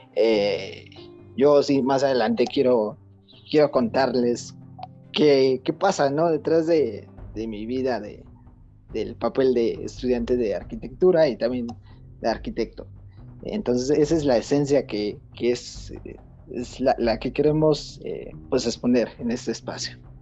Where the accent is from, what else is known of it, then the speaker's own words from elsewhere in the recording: Mexico; somos de México, somos de México